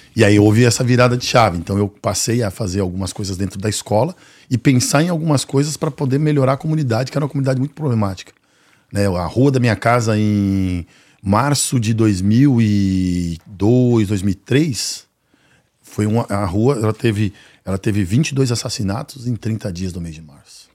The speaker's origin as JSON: {"language": "Portuguese", "region": "São Paulo", "country": "Brazil", "tie": "born or raised there", "said": "a realidade da onde eu venho, né, que é o, o Jardim Ângela"}